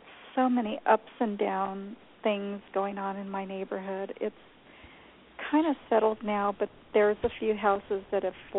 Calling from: New Mexico, United States; New Mexico.

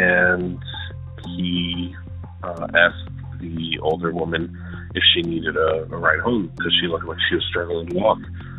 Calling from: Dearborn, Michigan, United States; I'm calling from Dearborn, Michigan.

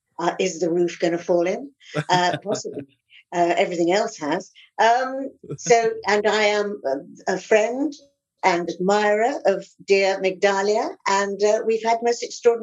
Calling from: London, United Kingdom; I'm calling from London.

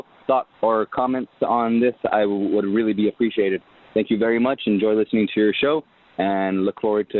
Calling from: Los Angeles, California, United States; I'm calling from Los Angeles, California

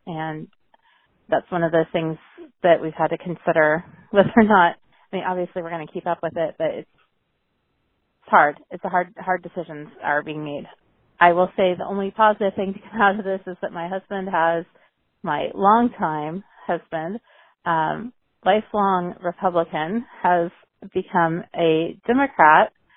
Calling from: Central Pennsylvania, United States; I'm calling from Central Pennsylvania

